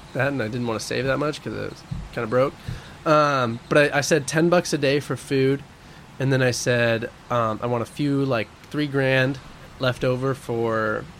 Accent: Oregon, United States; also born or lived in Spain; because the college in Oregon for marine biology that's associated with the university is in my hometown. So I could just live at home and go to school and surf like the local breaks where I grew up.

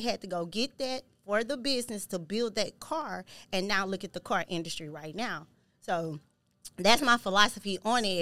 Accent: Houston, Texas, United States; I'm from Houston, Texas

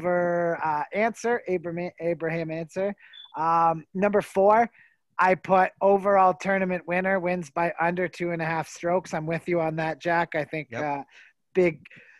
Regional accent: Canada; where I'm from

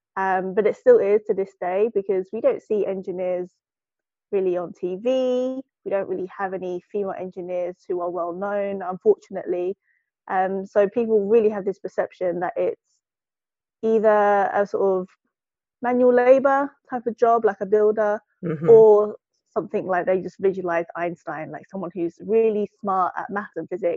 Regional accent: United Kingdom; I'm based in the UK. I'm British born Chinese

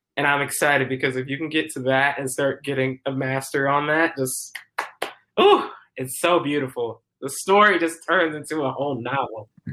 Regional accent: Decatur, Georgia, United States; moved away as an adult; also born or lived in Stone Mountain, Georgia; now in Minneapolis, United States; I am originally from Decatur, Georgia

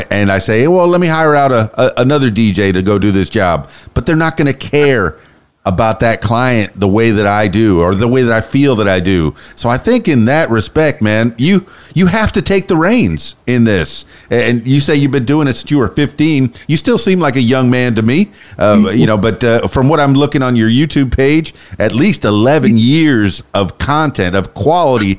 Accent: Fort Lauderdale, Florida, United States; moved away as an adult; also born or lived in Miami; now in Arkansas, United States; I was born and raised in South Florida, the Florida Keys, but mostly Fort Lauderdale, Miami.

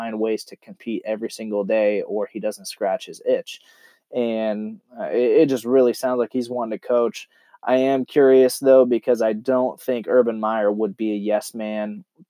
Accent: Canton, Ohio, United States; moved away; I was from Ohio, and we were actually from Canton, which was pretty close to Cleveland area.

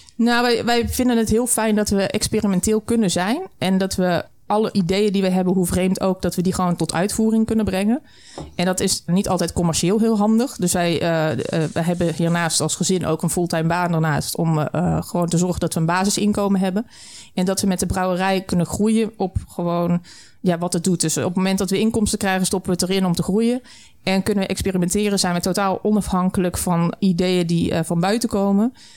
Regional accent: the Burgundian south, southern Netherlands, Netherlands; also born or lived in Flevoland; now in Almere, Netherlands; Ik kom uit het Bourgondische Zuiden, mijn man ook

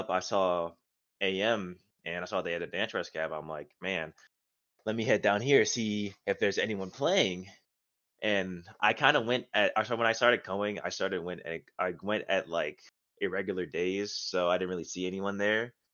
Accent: Maryland, United States; also born or lived in North Carolina; now in Florida, United States; I'm originally from Maryland. I moved to North Carolina, and then I came up to here.

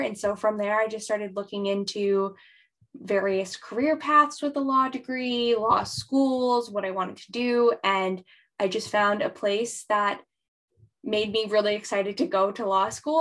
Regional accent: New Hampshire, United States; I am originally from New Hampshire in the United States.

